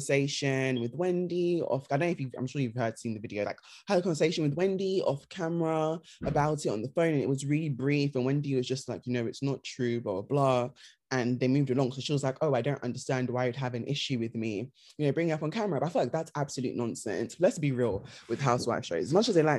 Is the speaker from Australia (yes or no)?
no; United Kingdom; we're British